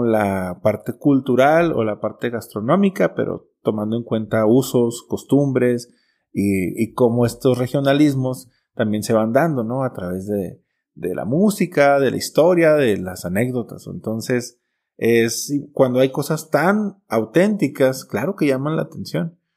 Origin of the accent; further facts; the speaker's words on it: Cuauhtémoc, Chihuahua, Mexico; me regresé a Chihuahua, yo soy de Cuauhtémoc, me regresé a Chihuahua Capital a estudiar diseño gráfico